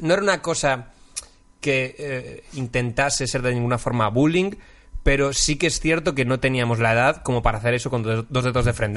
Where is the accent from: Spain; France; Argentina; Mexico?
Spain; Galicia; moved away as an adult; now in Madrid, Spain; ser gallego